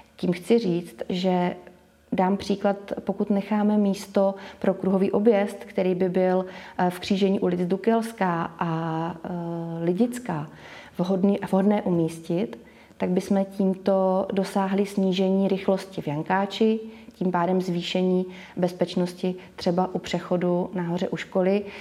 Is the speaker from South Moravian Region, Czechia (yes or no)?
yes; Boskovice, South Moravian Region, Czechia; also born or lived in Prague; Boskovice jsem vnímala vždycky jako město, kde máme všechno. A když jsem se vrátila z Prahy, kdy jsem žila